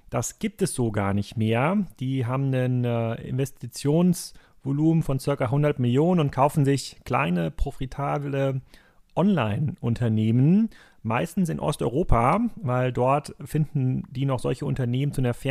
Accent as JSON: {"language": "German", "region": "Northern Germany", "country": "Germany", "said": "als Norddeutscher äh, jetzt mit Hamburger und Berliner Businessbezug hat man jetzt in das Vorarlberger Land jetzt gar nicht so viele Netzwerke normalerweise."}